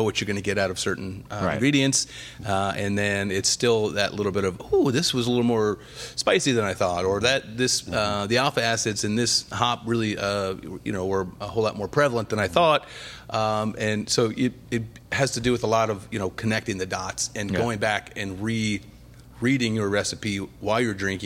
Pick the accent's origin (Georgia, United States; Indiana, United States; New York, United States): Indiana, United States; also born or lived in Ohio; now in Florida, United States; I was born in Ohio, okay. Raised mostly in Indiana, and then I've been in Florida longer than I was in Indiana now.